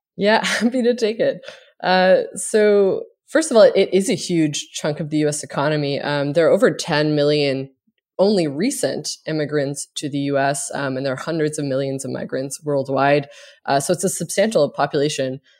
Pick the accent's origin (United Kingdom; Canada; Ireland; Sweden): Canada; Cape Breton, Nova Scotia; now in United States; I am from a small island in Nova Scotia called Cape Breton